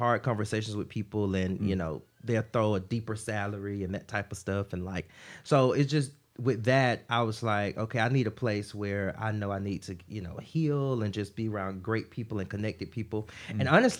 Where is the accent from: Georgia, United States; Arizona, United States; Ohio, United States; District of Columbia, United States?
Georgia, United States; Watley; moved away; I am from Watley, Georgia, which is outside of Augusta, Georgia. So very, very small town.